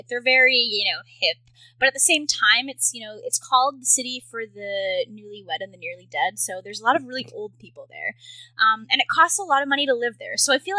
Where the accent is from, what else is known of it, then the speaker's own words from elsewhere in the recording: Victoria, British Columbia, Canada; moved away as an adult; So I've only been here for like 5 months. So I don't know if I could really give a good judge on that. But so I'm from Victoria in Canada, which is I would call it like the Portland of Canada almost. It's near Vancouver, so it's on the west coast